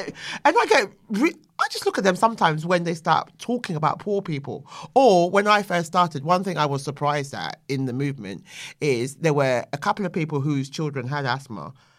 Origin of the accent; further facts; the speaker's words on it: London, United Kingdom; Yeah, I am. And hello to my Bermondsey boys.